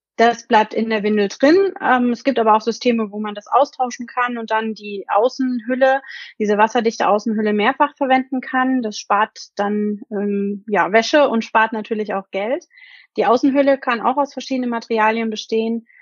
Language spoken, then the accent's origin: German; Germany; Bei uns in Deutschland